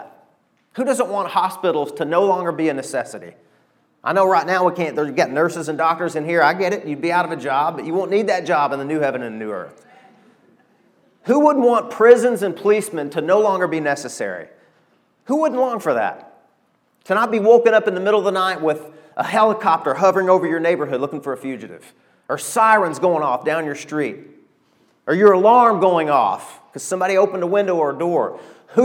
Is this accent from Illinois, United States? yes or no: no; Arkansas, United States; I'm from Arkansas